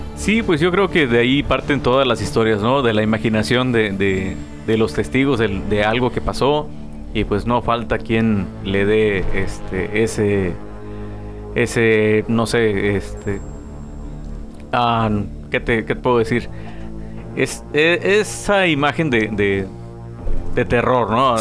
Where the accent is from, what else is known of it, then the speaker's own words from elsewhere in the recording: Guerrero, Mexico; now in Tijuana, Mexico; Yo siendo guerrerense